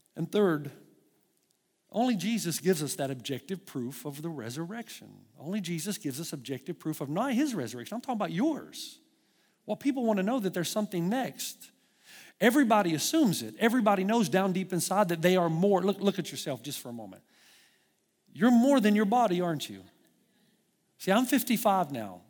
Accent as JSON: {"language": "English", "country": "United States", "moved": "yes", "said": "I'm an American"}